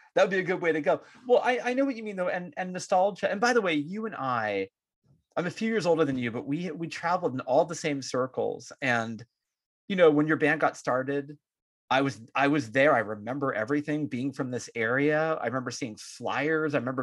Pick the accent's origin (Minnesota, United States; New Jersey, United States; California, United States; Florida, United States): California, United States; San Francisco Bay Area; we have both stayed here in the Bay Area. We're from here, we live here, and many years have passed in between